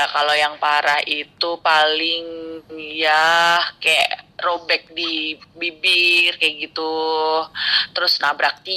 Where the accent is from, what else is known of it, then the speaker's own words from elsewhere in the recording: Yogyakarta, Special Region of Yogyakarta, Indonesia; Dari Jogja dong.